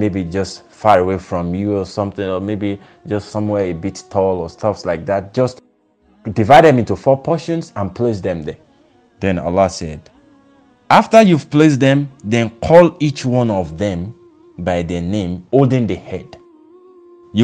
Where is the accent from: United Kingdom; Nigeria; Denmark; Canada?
Nigeria; as a Nigerian